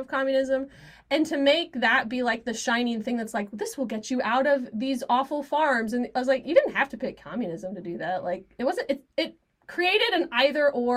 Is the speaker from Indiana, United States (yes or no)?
yes; Indiana, United States; I grew up in Indiana